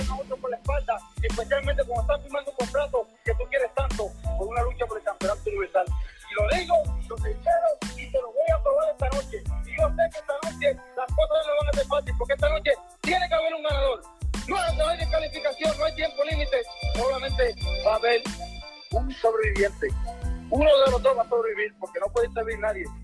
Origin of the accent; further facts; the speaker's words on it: Puerto Rico; y esta noche yo te juro ti por mis hijos, por mi madre y por mi pueblo puertorriqueño